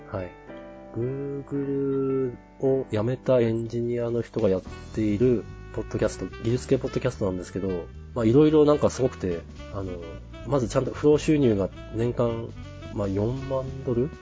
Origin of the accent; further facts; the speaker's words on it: Tohoku, Japan; 東北の田舎出身なんですけど